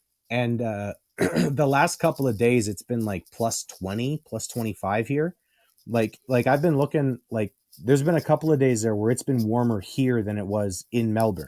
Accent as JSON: {"language": "English", "country": "Canada", "said": "as a Canadian and as a huge Bret Hart fan"}